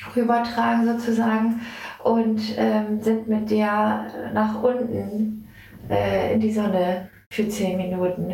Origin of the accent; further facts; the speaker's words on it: Wesermarsch, Lower Saxony, Germany; bin hier gebürtig aus der Wesermarsch und äh, liebe mein Zuhause hier